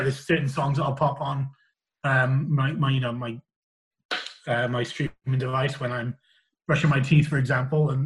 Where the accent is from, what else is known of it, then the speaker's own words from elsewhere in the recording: Pontypool, Wales, United Kingdom; I come from Wales